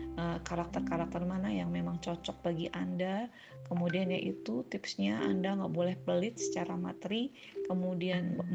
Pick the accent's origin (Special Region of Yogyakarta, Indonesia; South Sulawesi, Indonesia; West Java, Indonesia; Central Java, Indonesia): Central Java, Indonesia; Purwokerto; moved away as an adult; now in Palangkaraya, Indonesia; Saya berasal dari Jawa Tengah, tepatnya adalah kota Purwokerto, tetapi saat ini saya tinggal di Palangkaraya, Kalimantan Tengah